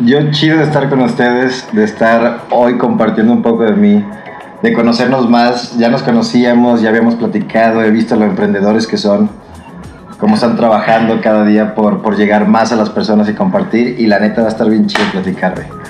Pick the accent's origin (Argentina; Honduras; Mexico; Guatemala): Mexico; Guadalajara, Jalisco; moved away as an adult; also born or lived in United States; now in Mexico City, Mexico; me fui a Estados Unidos a estudiar, regresé a Guadalajara